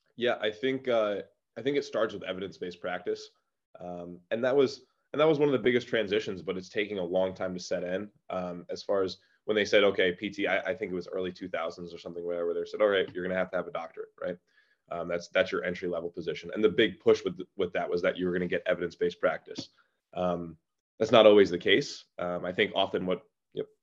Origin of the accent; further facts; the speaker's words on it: Orange County, New York, United States; I'm from Orange County, New York